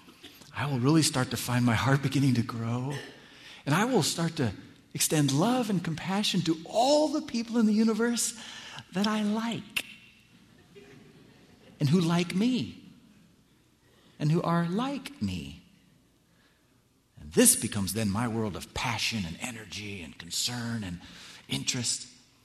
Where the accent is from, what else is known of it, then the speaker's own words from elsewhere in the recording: California, United States; moved away as an adult; now in Washington, D.C., United States; I grew up here in California